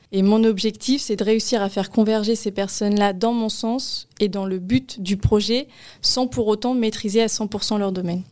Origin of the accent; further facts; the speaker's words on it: Paris region, Île-de-France, France; moved away; je suis originaire de la région, euh, parisienne, où j'y ai passé, euh, quelques années. Et après, mes parents ont pris le cap, euh, vers l'ouest.